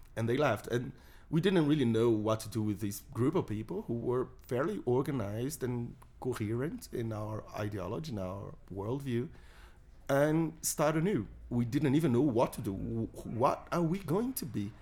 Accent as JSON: {"language": "English", "country": "Brazil", "said": "I'm a Brazilian libertarian."}